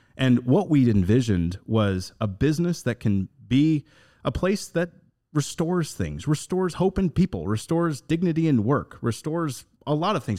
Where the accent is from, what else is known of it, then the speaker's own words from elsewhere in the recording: Northern Indiana, United States; Going back to my roots, I come from Northern Indiana